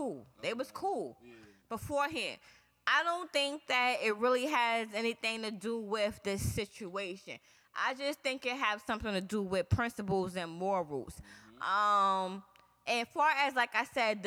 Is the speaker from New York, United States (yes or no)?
yes; New York City, New York, United States; I'm from Far Rock, Queens. I'm from Southside, Jamaica, Queens, 131 Rockaway Boulevard